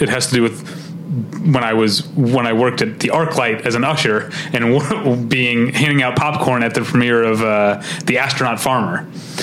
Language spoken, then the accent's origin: English; St. Louis, Missouri, United States; also born or lived in Chicago; now in Los Angeles, United States; I'm from St. Louis, but I lived in Chicago before here